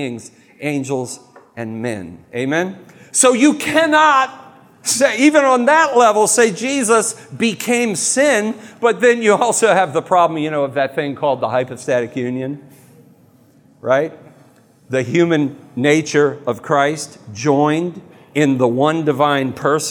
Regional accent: United States; I'm an American.

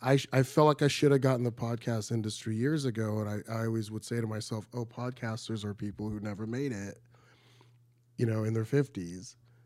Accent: Michigan, United States; I'm from Michigan, right next door.

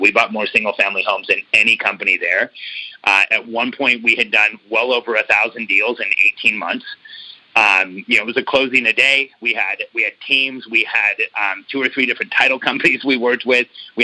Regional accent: Mexico City, Mexico; now in United States; I was born in Mexico City

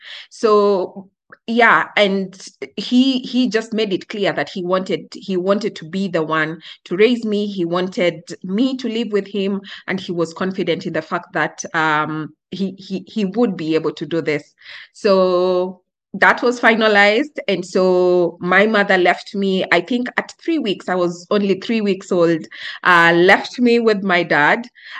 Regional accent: Kenya; Yeah, so I was raised, at least for the first 4 years of my life, I was raised in a very unconventional way.

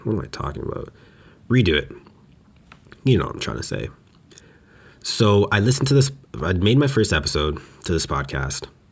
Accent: Western Canada, Canada; moved away as an adult; now in Montreal, Canada; I grew up in Western Canada

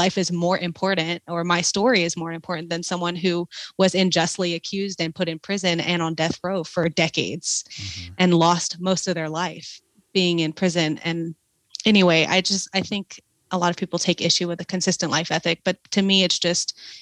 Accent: South Louisiana, United States; moved away as an adult; now in Southern California, United States; I was raised in South Louisiana

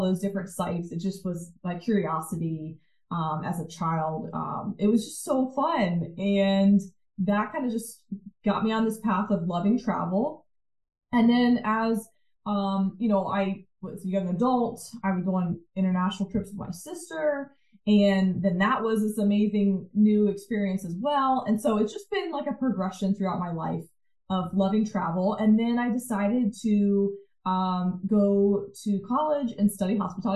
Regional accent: Virginia, United States; we grew up in Virginia

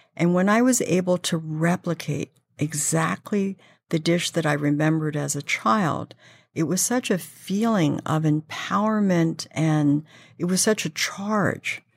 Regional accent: San Francisco, California, United States; moved away as an adult; now in New York, United States; I was born and raised in San Francisco, grew up in a very traditional Chinese family

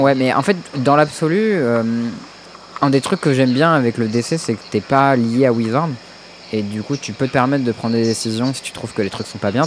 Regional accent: Paris, Île-de-France, France; je suis parisien

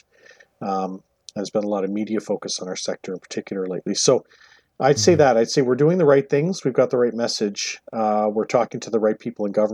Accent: Newfoundland and Labrador, Canada; moved away; I grew up in Newfoundland, spent my summers in Nova Scotia

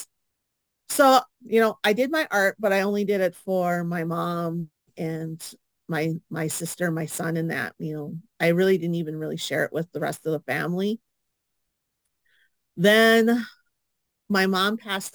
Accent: International Falls, Minnesota, United States; moved away as an adult; also born or lived in Bemidji area, Minnesota; I am originally from International Falls, and I moved down here with my son and my mom to live with my sister

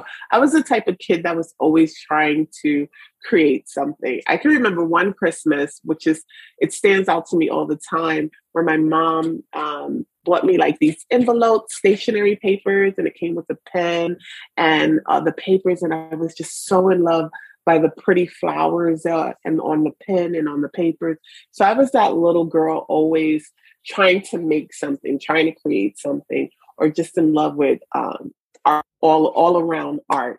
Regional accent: New York City, New York, United States; also born or lived in Brooklyn; born and raised in the Bronx of New York

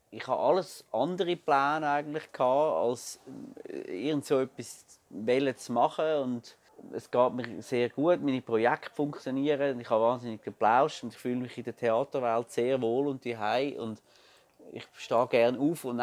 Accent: Glarus, Switzerland; Ich bin ja ursprünglich Glarner

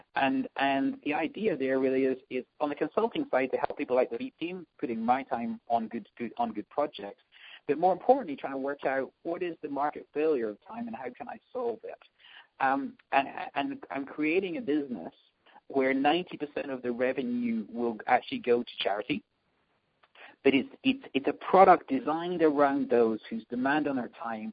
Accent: Scotland, United Kingdom; moved away as an adult; also born or lived in London; now in New York, United States; I'm from Scotland, as people might spot from the accent

